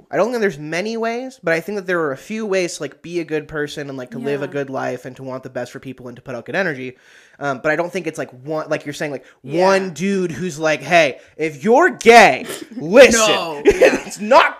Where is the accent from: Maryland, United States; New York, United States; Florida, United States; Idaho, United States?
Idaho, United States; they don't know we're from Idaho, so it's all good.